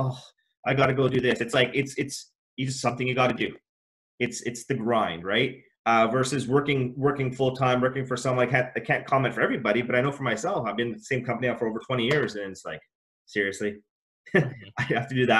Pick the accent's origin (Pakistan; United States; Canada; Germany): Canada; I was born in Canada as well. My parents are from East Africa.